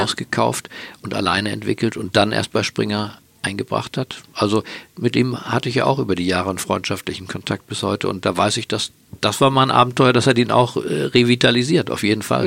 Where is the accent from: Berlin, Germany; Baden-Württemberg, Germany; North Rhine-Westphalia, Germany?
Berlin, Germany; Berlin, meine Geburtsstadt